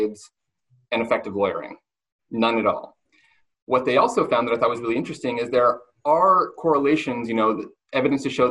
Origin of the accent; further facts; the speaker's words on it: Montana, United States; moved away; my hometown in Montana where I went to high school